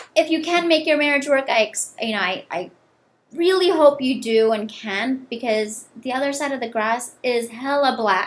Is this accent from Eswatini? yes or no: no; India; now in United States; I'm Indian